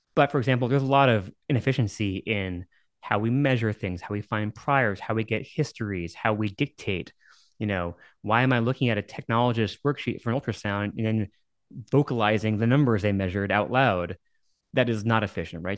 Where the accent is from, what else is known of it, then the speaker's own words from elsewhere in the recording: Dallas, Texas, United States; also born or lived in New York / Massachusetts / San Antonio; I was born in New York and I moved to Dallas when I was nine. Then, you know, grew up my formative years here